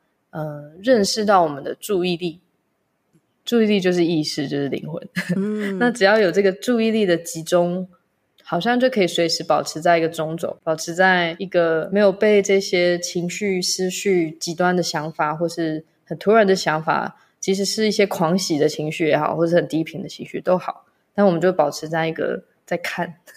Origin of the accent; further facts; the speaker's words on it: Taiwan; first language English; Chinese is a second language; also born or lived in Malaysia; 出生在马来西亚，在台湾长大的时间大概有五六年吧，但是一直是在一个西洋教育系统里面，所以我的母语是英文，在家里讲中文